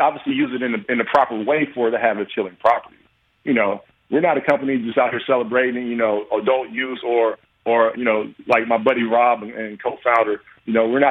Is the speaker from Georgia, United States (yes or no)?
yes; Atlanta, Georgia, United States; moved away as an adult; also born or lived in Detroit; I'm from Georgia, played my college ball there